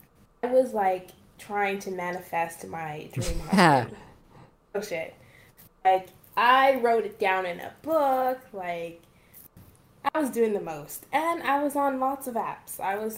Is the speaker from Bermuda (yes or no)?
yes; Bermuda; also born or lived in Canada; I was born in Canada, and then we moved, my family and I moved to Bermuda when I was like 3 years old.